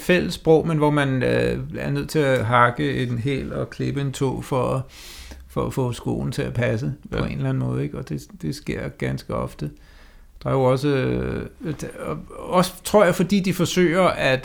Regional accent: Denmark; man som dansker skal udtrykke sig på engelsk

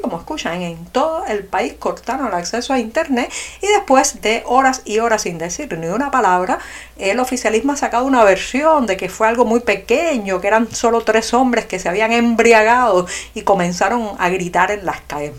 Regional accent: Cuba; los cubanos, los adultos cubanos, podamos comer el producto

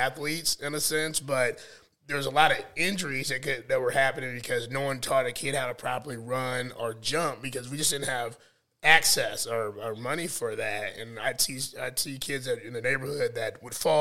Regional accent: North Carolina, United States; also born or lived in North Omaha, Nebraska; now in Omaha, United States; I grew up in North Carolina

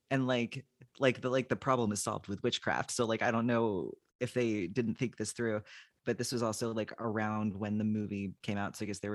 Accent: Philadelphia, Pennsylvania, United States; now in Massachusetts, United States; I'm from Philadelphia.

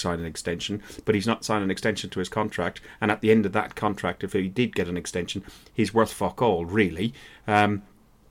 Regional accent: Ireland; I'm Irish

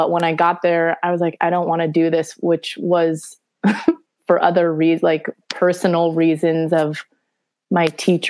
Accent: Studio City, California, United States; Studio City.

